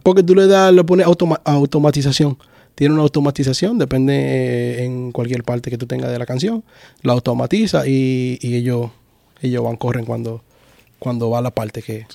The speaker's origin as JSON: {"language": "Spanish", "town": "Santo Domingo Este", "region": "Distrito Nacional", "country": "Dominican Republic", "moved": "yes", "lives_now": "Orlando, United States", "said": "Yo soy de Los Minas, la zona oriental. Ya tú sabes, mi gente de Los Minas, los Tigres, allá"}